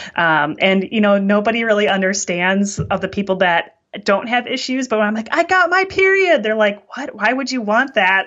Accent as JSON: {"language": "English", "region": "Wisconsin", "country": "United States", "said": "I'm from Wisconsin, which is called the dairy state in the United States"}